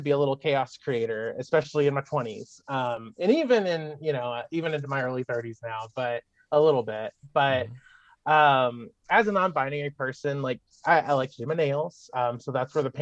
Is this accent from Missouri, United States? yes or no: yes; Malden, Missouri, United States; moved away as an adult; I grew up in rural Missouri, of course, down in Malden, Missouri. I'm from the Boot Heel.